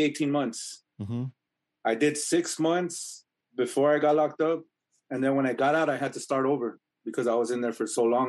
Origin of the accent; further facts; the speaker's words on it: Lancaster, California, United States; also born or lived in Los Angeles / Palmdale; I've been here pretty much all my life in the Antelope Valley. I was born in L.A., but I was still living out here in Lancaster, mm-hmm. Cortell, Palmdale. So pretty much this is my hometown.